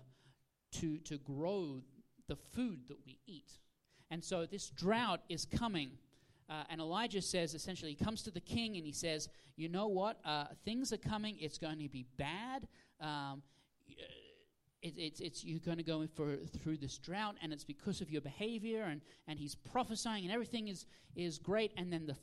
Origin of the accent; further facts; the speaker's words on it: Australia; moved away; originally I'm from Australia